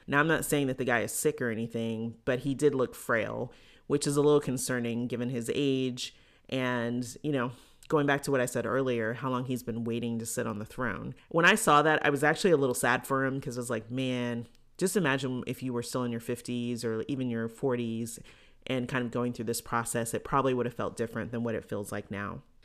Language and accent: English; United States